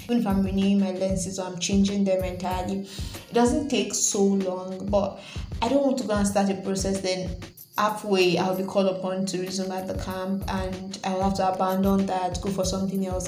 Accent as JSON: {"language": "English", "country": "Nigeria", "said": "I'm a Nigerian"}